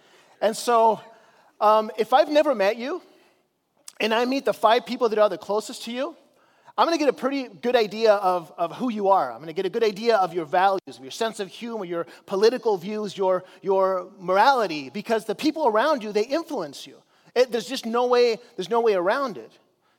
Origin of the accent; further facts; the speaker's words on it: Chile; because I grew up in Chile as a missionary